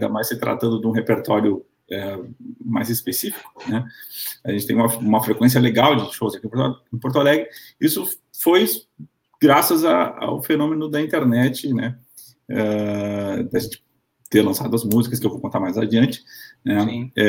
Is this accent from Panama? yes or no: yes; Panama; Na verdade, eu sou panamenho, eu nasci no Panamá, é, sou de mãe brasileira, por isso eu também falo em português, né? Eu aprendi as duas línguas ao mesmo tempo.